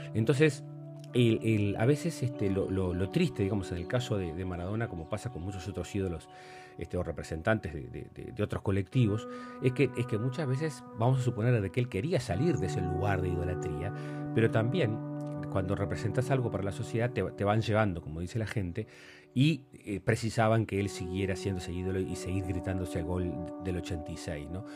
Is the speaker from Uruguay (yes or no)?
yes; Uruguay; como uruguayos